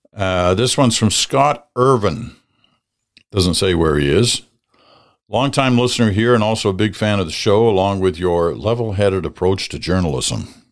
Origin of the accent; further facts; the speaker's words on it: Nova Scotia, Canada; moved away; I'm originally from Nova Scotia